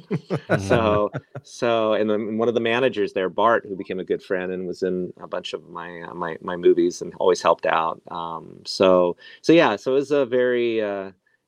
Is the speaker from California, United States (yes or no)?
yes; Antioch, California, United States; my hometown, Antioch